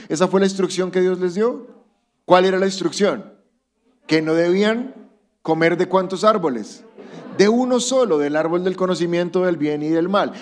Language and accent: Spanish; Colombia; somos colombianos